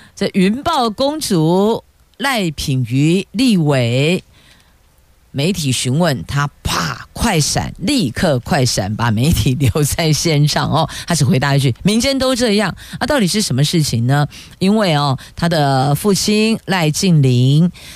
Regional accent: Taiwan; 我们台湾人都很聪明

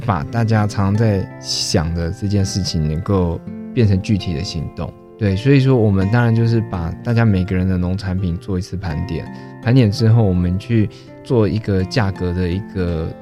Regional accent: Taipei, Taiwan; moved away as an adult; also born or lived in Xinwu, Taoyuan; now in Taoyuan, Taiwan; 可是我台北人

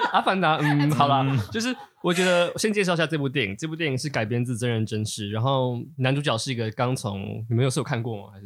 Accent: Taipei, Taiwan; 我是一个从小在台北市出生、读书、，呃，成长的，的，的人

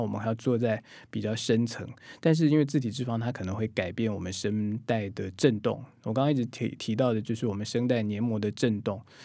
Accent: Taiwan; 我们台湾人、我们华人

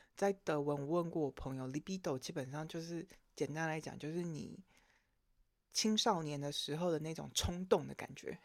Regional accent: Taiwan; 作为一个台湾人，我们毕竟比较是道否哲学系统的

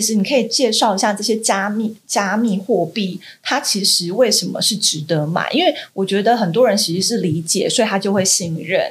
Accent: Taiwan; 我们台湾这边

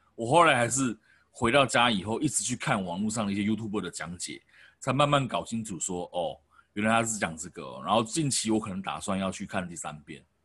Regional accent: Taoyuan, Taiwan; 因为我是桃园人嘛

